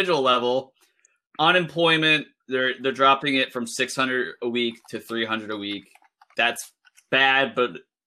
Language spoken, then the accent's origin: English; Delaware, United States; I'm from Delaware